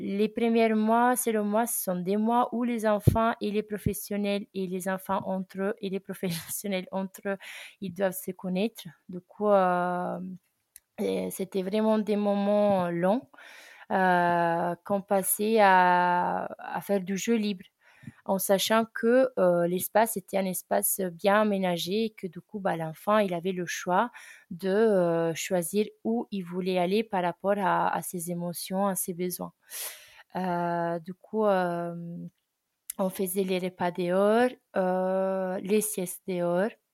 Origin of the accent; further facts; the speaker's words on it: Italy; French is a second language; moved away as an adult; also born or lived in Ardèche, France; now in France; je suis italienne et ça fait un an que j'habite en France, plus précisément en Ardèche